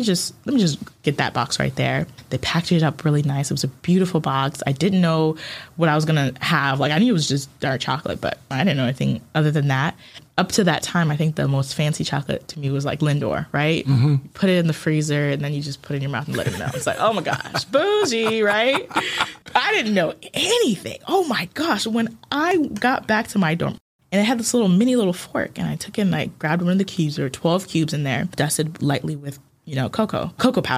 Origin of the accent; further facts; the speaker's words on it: Ghana; also born or lived in Japan; now in United States; where are you born? And so I would say Ghana